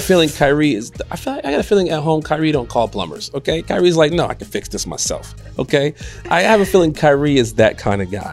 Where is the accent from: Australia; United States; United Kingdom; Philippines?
United States; Chicago, Illinois; I am from Chicago.